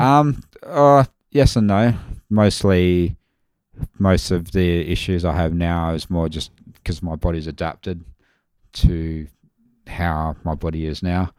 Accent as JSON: {"language": "English", "town": "Mount Barker", "region": "South Australia", "country": "Australia", "said": "I'm from Mount Barker originally. Well, that's where I graduated"}